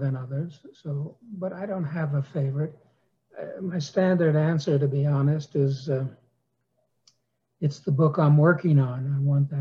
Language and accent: English; New York City, New York, United States; also born or lived in Wisconsin; I was raised in New York City